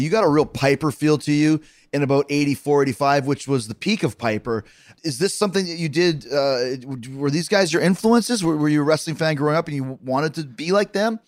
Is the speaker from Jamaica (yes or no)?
no; Winnipeg, Manitoba, Canada; also born or lived in Manhasset, New York; I, I grew up watching wrestling in Winnipeg